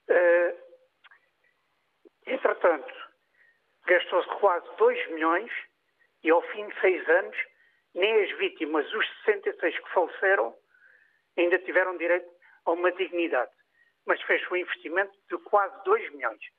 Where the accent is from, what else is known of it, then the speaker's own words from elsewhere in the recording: Barreiro, Setúbal, Portugal; moved away as an adult; now in Pedrógão Grande, Portugal; eu sou do Barreiro Distrito de Setúbal, vivo em Pedrógão, acabei por ficar cá por outras razões